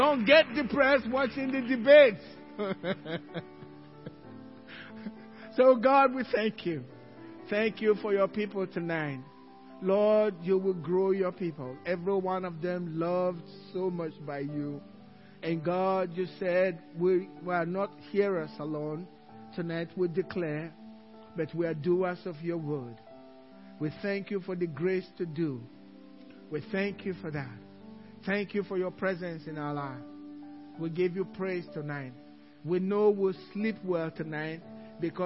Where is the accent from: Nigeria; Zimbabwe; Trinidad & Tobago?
Nigeria; English is a second language; now in Cypress, United States; Some in English, some in my native tongue. The way Americans say it, Nigerian.